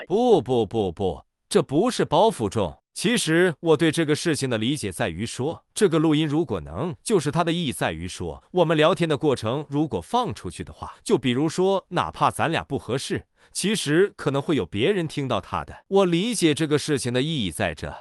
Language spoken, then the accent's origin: Chinese; Beijing, China; 我是北京土著